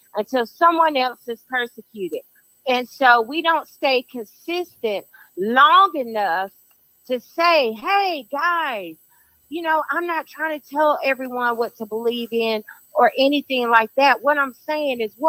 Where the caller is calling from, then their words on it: Charlotte, North Carolina, United States; I'm calling from Charlotte, North Carolina